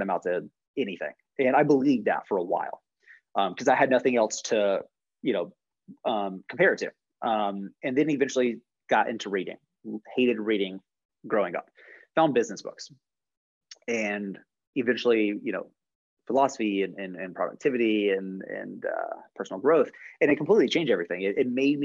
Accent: Jacksonville, Florida, United States; moved away; originally from Jacksonville, Florida, so like Northeast Florida

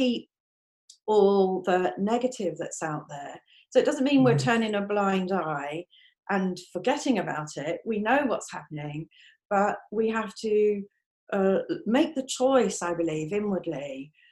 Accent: London, United Kingdom; moved away as an adult; now in Aberdeen, United Kingdom; I live in Aberdeen. Although I was born in London, I moved up here when I was 18

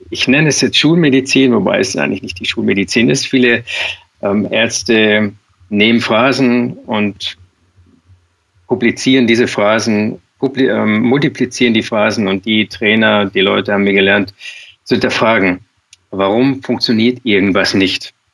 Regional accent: Schwangau, Bavaria, Germany; Ich komme aus dem Allgäu, aus Schwangau.

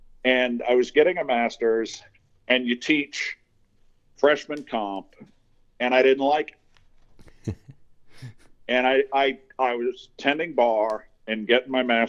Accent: Fall River, Massachusetts, United States; I was born where I live now in Fall River, Massachusetts. It's a post-industrial city of about 90,000, but I was born in 1957

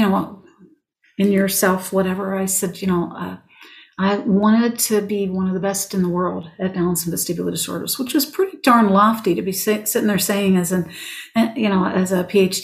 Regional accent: Western Pennsylvania, United States; I grew up in Western Pennsylvania

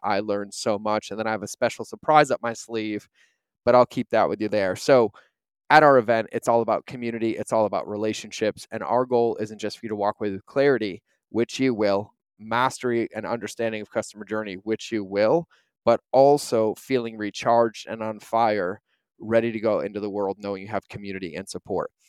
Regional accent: New England, United States; moved away as an adult; growing up in New England

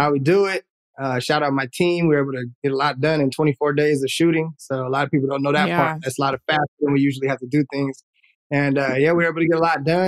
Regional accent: Oakland, California, United States; we grew up in Oakland when it was like the 90s

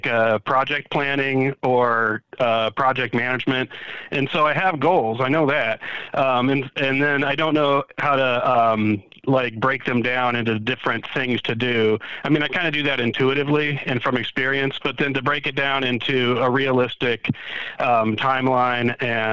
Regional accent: Stow, Ohio, United States; I'm from Stowe, Ohio.

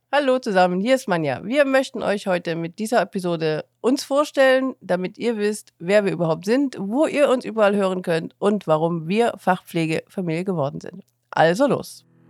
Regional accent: Chemnitz, Saxony, Germany; also born or lived in Cologne; now in Eifel, Germany; Ich ähm, bin geboren in Chemnitz, bin 94 äh, nach Köln gezogen

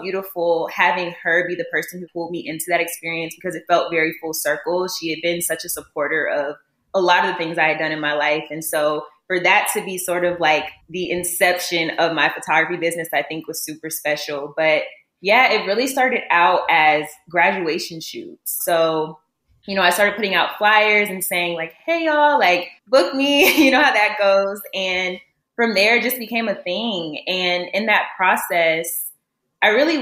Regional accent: Columbia, South Carolina, United States; moved away as an adult; now in Dallas, United States; I'm originally from Columbia, South Carolina

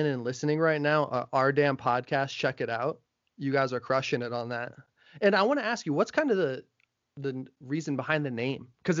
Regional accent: New Jersey, United States; also born or lived in Aurora, Colorado; now in California, United States; I'm actually from Aurora. Well, I don't usually say that because I moved when I was 6 months, so I say I'm from Jersey.

